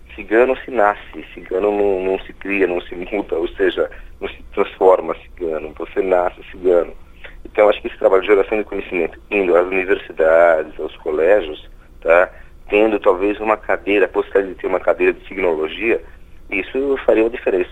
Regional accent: Brazil; Se nós nascemos no solo brasileiro, nós somos brasileiros, concorda? Os nossos antepassados é que vieram.

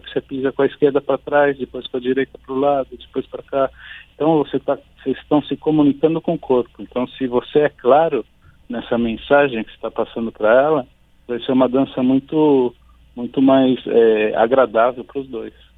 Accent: São Paulo, Brazil; Eu nasci em São Paulo

